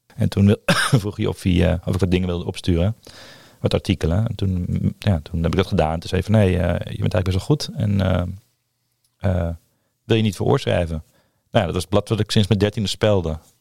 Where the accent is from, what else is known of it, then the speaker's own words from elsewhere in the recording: Purmerend, North Holland, Netherlands; Ik ben opgegroeid in Purmerend